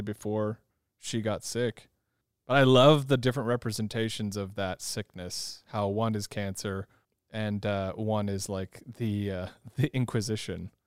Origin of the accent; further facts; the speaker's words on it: California, United States; I grew up in California